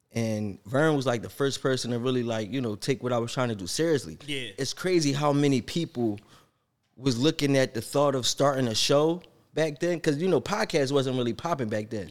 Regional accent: Philadelphia, Pennsylvania, United States; I'm from Philly. I love Philly.

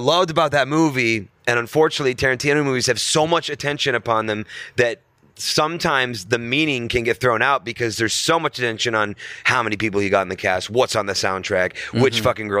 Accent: St. Louis, Missouri, United States; St. Louis, Missouri.

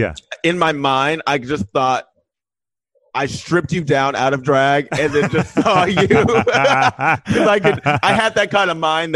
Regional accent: Houston, Texas, United States; moved away; also born or lived in Rochester, New York / Boston, Massachusetts; I'm from Texas, but I'm from Houston, Texas, which is the biggest city in Texas

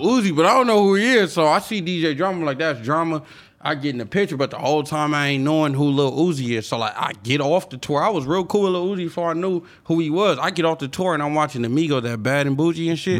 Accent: Long Beach, California, United States; I'm from Long Beach. I'm from a Crip City.

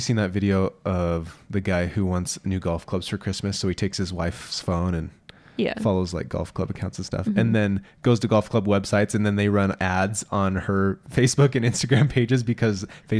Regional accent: Iowa, United States; I grew up in Southeast Iowa, and we eat peanut butter sandwich on white bread dipped in our chili.

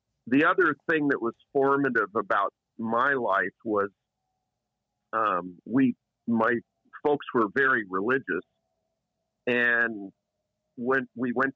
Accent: Eugene, Oregon, United States; I grew up in Eugene, Oregon.

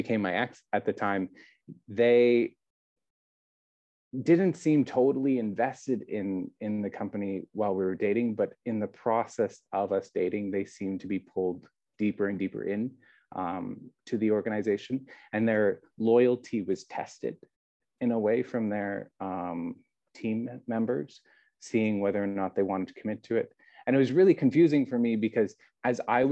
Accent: Canada; moved away as an adult; now in Taiwan; being a Canadian myself

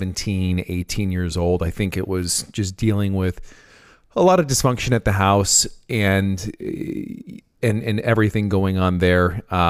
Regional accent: San Francisco, California, United States; moved away as an adult; So I'm 32. I was raised in the East Bay area of San Francisco, California. I lived there until I was about 20.

